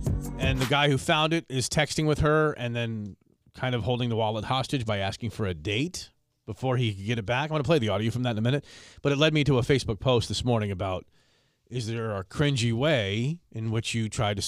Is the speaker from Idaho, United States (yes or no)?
no; Philadelphia, Pennsylvania, United States; I'm from Philly. It's like what, everybody in Philly's tough?